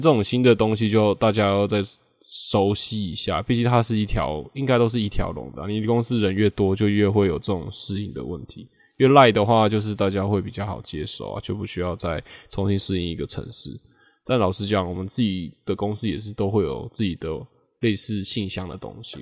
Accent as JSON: {"language": "Chinese", "country": "Taiwan", "said": "我们台湾人"}